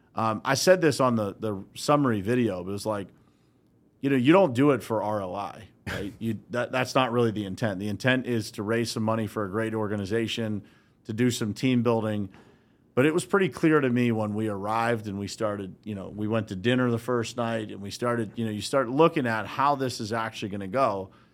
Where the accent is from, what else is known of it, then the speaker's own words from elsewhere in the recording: Uniontown, Pennsylvania, United States; I grew up right here in Western Pennsylvania, so I grew up in a small town called Uniontown, Pennsylvania